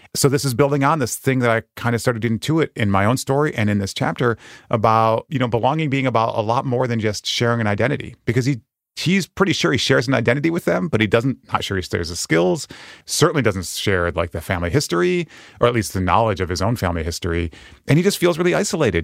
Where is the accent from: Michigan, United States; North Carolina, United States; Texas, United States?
Michigan, United States; Western; moved away as an adult; also born or lived in Japan; I grew up in Western Michigan